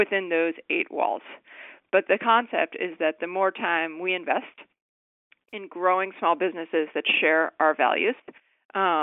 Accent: Connecticut, United States; moved away as an adult; now in Washington, DC, United States; I worked for Christopher Shays, who represented my hometown in Connecticut

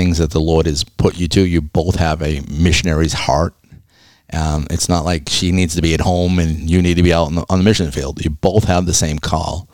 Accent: Massachusetts, United States; now in Florida, United States; I'm another Massachusetts person

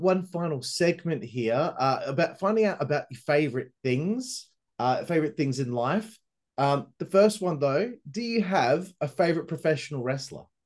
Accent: Perth, Western Australia, Australia; I'm from Perth, Western Australia, which uh, is known as the most isolated city in the world.

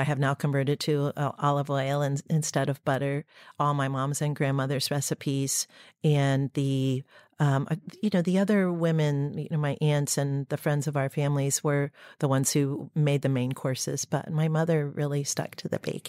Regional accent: Dayton, Ohio, United States; Dayton, Ohio. And everyone was in the kitchen because the dining room table was in the kitchen. And it was an inner city, very, very modest home and childhood.

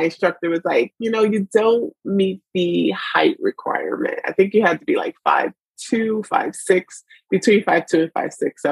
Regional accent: New York City, New York, United States; also born or lived in Brooklyn; born and raised in the Bronx of New York

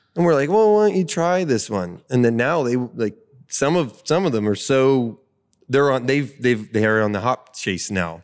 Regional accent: Butler County, Pennsylvania, United States; I'm born and raised in Butler County

